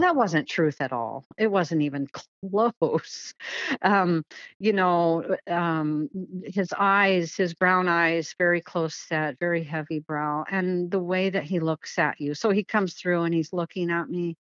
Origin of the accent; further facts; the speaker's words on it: Kent, Washington, United States; So I grew up in Washington State and I grew up in Kent